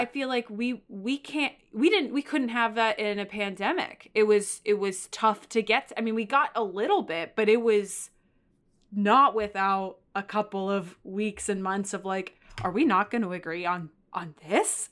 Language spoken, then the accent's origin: English; Texas, United States; now in New York, United States; I come from Texas